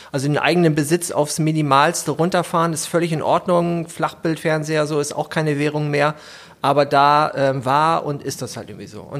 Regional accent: Hamburg, Germany; Ähm, ich komme aus Hamburg und ähm, ich bin heute hier der Gast.

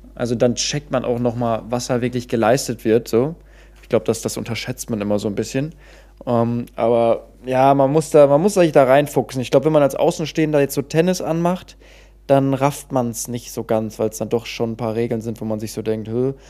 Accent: Cologne, North Rhine-Westphalia, Germany; als waschechter Kölner

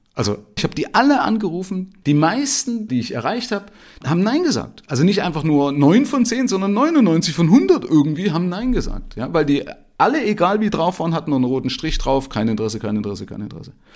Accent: former East Germany, Germany; moved away as an adult; also born or lived in Middle Franconia, Bavaria; now in Bavaria, Germany; ich komme also aus der ehemaligen DDR, habe mich hier in Bayern selbstständig gemacht

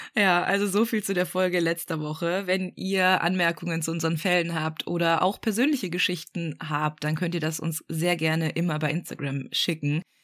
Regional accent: Black Forest, Baden-Württemberg, Germany; ich komme ja auch aus dem Schwarzwald

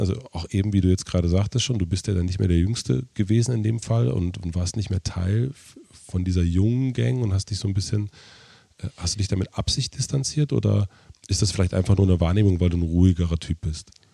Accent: southern Brandenburg, Germany; also born or lived in Prenzlauer Berg, Berlin; now in Berlin, Germany; ich bin in Südbrandenburg aufgewachsen

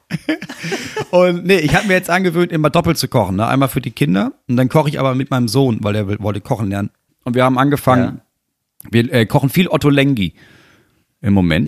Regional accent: Germany; als Deutscher

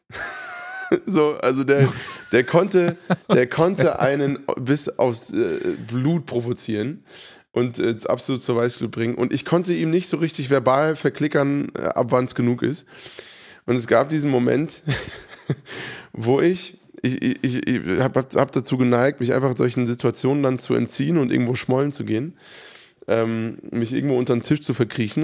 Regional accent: Hofheim, Germany; in Hofheim, meiner Heimatstadt

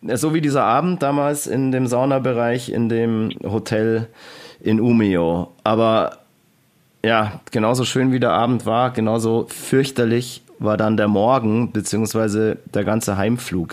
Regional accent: Germany; was wir als Deutsche hier machen

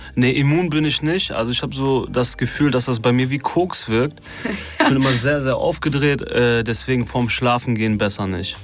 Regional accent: Duisburg, North Rhine-Westphalia, Germany; ich komme aus Duisburg

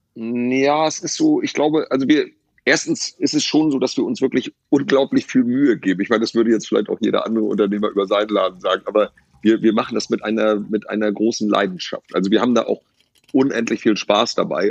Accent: Lübeck, Schleswig-Holstein, Germany; moved away; also born or lived in Rostock; ich bin in Lübeck geboren

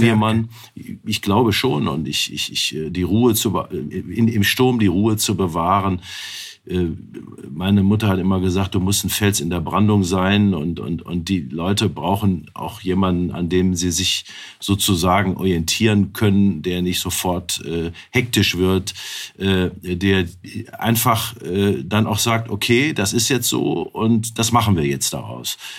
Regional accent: Wuppertal, North Rhine-Westphalia, Germany; in meiner Geburtsstadt Wuppertal

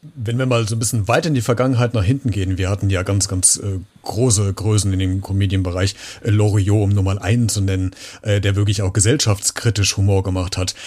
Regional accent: Central Hesse, Germany; ich als leitender Mittelhesse

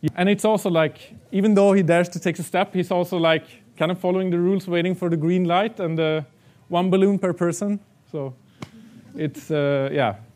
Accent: Sweden; moved away as an adult; now in Prague, Czech Republic; now I live in Prague and Czech Republic, I come back to Sweden to the areas where I grew up

